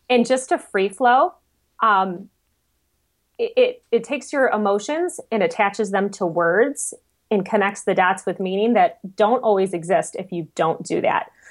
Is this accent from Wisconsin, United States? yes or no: no; Michigan, United States; I'm from Michigan